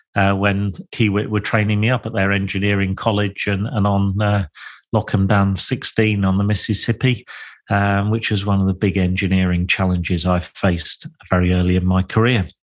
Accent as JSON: {"language": "English", "area": "Lincolnshire", "region": "East Midlands", "country": "United Kingdom", "tie": "born or raised there", "said": "I was born and bred in Lincolnshire"}